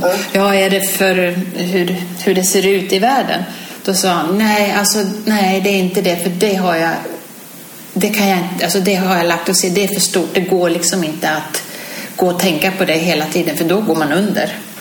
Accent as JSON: {"language": "Swedish", "country": "Sweden", "said": "hemma i Sverige"}